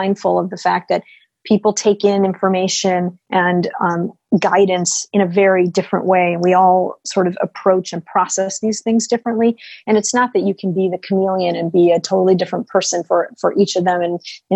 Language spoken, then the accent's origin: English; United States; as an American